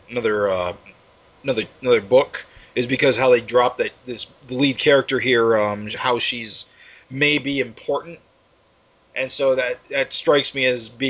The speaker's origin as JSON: {"language": "English", "country": "United States", "said": "I'm American"}